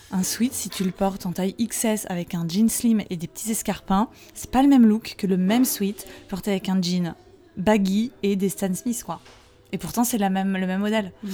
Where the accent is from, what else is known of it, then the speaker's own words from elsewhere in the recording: Saint-Cloud, Île-de-France, France; les Parisiens diraient que je viens pas de Paris, parce que j'ai longtemps vécu dans le 92, à côté de Saint-Cloud